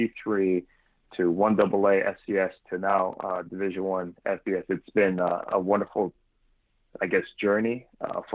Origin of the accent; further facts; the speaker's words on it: Hawaii, United States; moved away as an adult; also born or lived in Memphis, Tennessee; I was born and raised here in Hawaii, played at the University of Hawaii